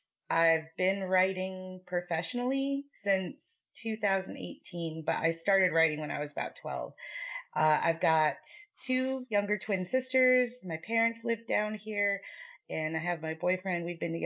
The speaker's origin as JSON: {"language": "English", "region": "Connecticut", "country": "United States", "tie": "born or raised there", "also_born_or_lived": "Georgia / Las Vegas", "moved": "as an adult", "lives_now": "Atlanta, United States", "said": "So I live just outside of Atlanta right now, but I was born and raised in Connecticut, and I moved away to Georgia when I was 19. And I've pretty much lived here since then, and they call me a damn Yankee"}